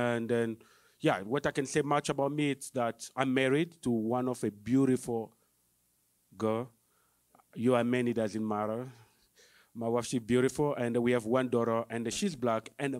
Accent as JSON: {"language": "English", "country": "DR Congo", "moved": "as an adult", "lives_now": "Fresno, United States", "said": "I'm from Congo."}